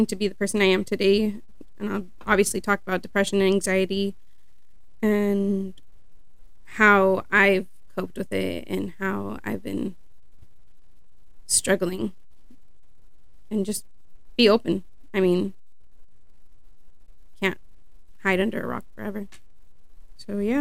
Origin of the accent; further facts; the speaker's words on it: Sonoma County, California, United States; born and raised in Sonoma County